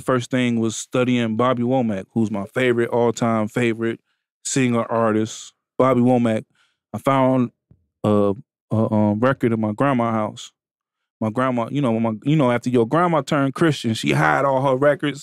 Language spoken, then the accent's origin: English; Benton Harbor, Michigan, United States; I come from Benton Harbor, Michigan